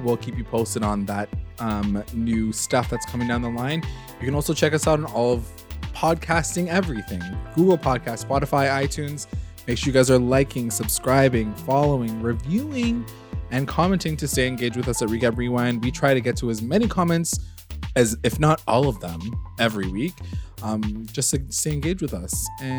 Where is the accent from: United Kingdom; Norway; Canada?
Canada; Because we're Canadian, yeah.